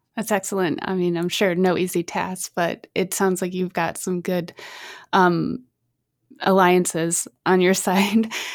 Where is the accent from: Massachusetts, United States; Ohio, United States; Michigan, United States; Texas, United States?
Michigan, United States; Grand Rapids, Michigan, my home state